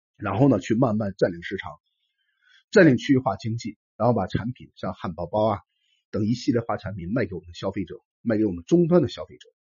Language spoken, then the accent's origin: Chinese; China; 我们中国人